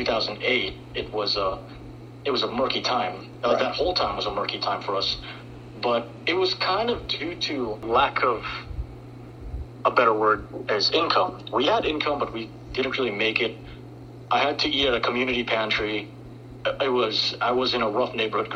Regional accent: Manila, Metro Manila, Philippines; moved away; I came from Metro Manila, so okay. The Americanized part of it. I was a city boy.

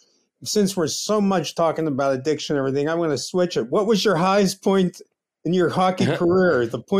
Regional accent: Pittsburgh, Pennsylvania, United States; I'm from Pittsburgh

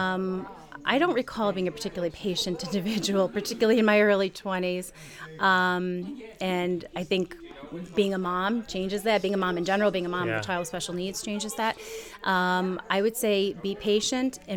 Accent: Endicott, New York, United States; also born or lived in Utica, New York; I basically grew up in the Binghamton area, lived in Endicott pretty much all of my life

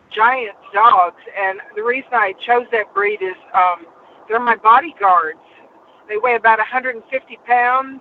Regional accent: Benton, Louisiana, United States; also born or lived in Bossier City, Louisiana; And at Bossier City in Benton, Louisiana.

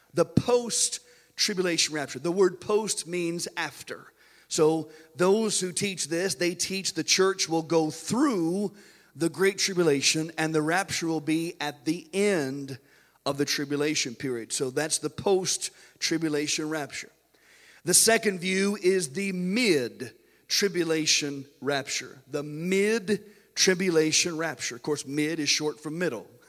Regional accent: United States; we as American Christians

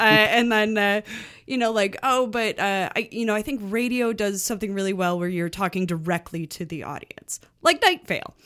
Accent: Chicago, Illinois, United States; I grew up in Chicago

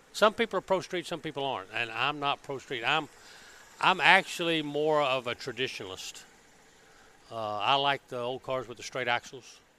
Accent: Birmingham, Alabama, United States; moved away as an adult; Born and raised in Birmingham, Alabama

